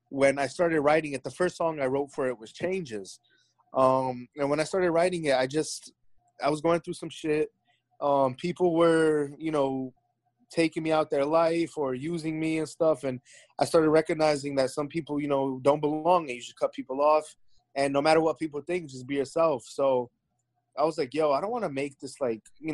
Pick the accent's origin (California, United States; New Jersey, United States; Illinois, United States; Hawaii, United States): New Jersey, United States; Clifton; I was like, Clifton